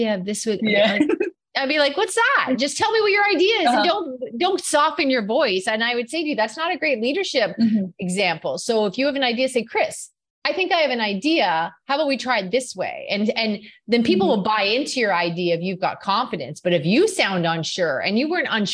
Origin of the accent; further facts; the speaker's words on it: Canada; in Canada, we're known for being pretty nice too